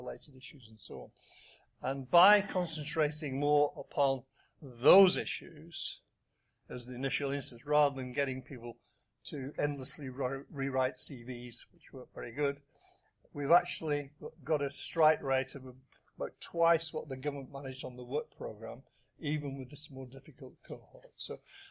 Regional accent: Wigan, North West England, United Kingdom; I come from Wigan, I'm a Labour politician

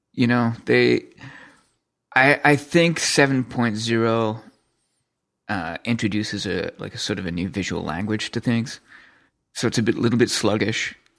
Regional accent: Canada; I'm from Canada

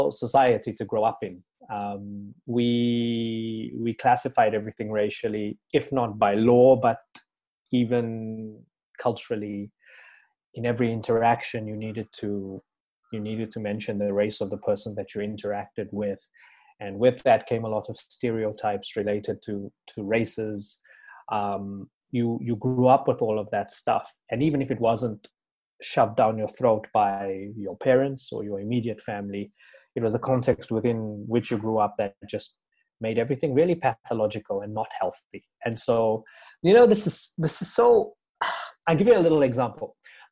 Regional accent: South Africa; as a 7-year-old growing up in South Africa

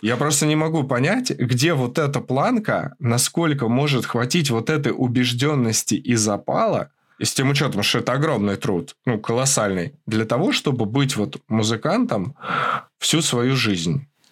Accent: Moscow, Russia; Я рос в Москве, а, и вот в Подмосковье

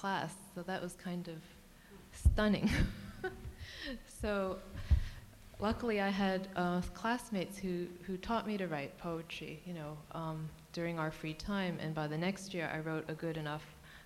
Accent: New York, United States; first language Cantonese; English is a second language; growing up where I grew up in East Elmhurst

